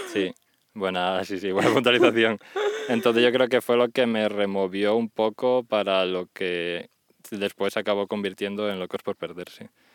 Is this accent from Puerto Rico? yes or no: no; Spain; moved away as an adult; fue mi primer viaje que hice con el colegio, mítico grupo de francés. Y fue la bueno, primera y única vez que salí de España